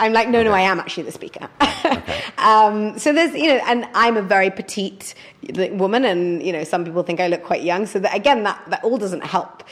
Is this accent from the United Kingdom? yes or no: yes; Leeds, Yorkshire and the Humber, United Kingdom; now in London, United Kingdom; I'm a northerner, I'm from Leeds